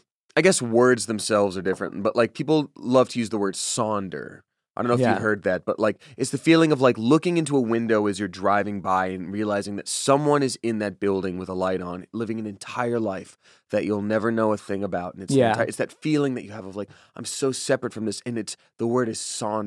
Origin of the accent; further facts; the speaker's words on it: Georgia, United States; I'm from Georgia. Like, that would be, like, an hour drive into Atlanta during a school day, and then I'd miss school.